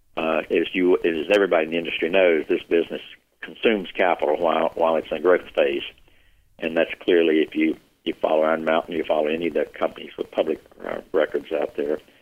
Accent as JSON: {"language": "English", "town": "Union", "region": "South Carolina", "country": "United States", "tie": "born or raised there", "moved": "as an adult", "said": "I was born and raised in Union, South Carolina"}